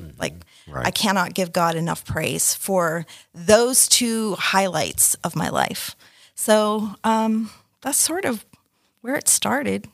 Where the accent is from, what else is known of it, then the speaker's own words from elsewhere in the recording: Canada; I was born in Canada, um, and my mother's Canadian